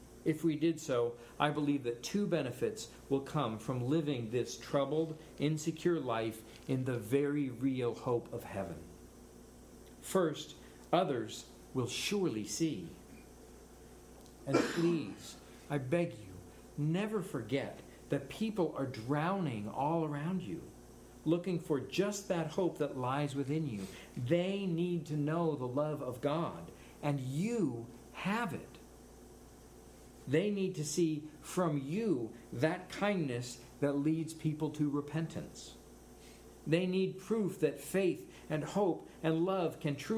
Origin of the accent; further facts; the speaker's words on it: United States; I'm an American.